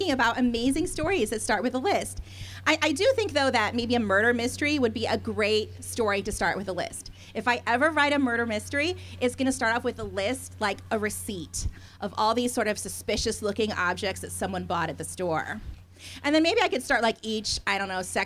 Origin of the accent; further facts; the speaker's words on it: United States; accent: American; my total American accent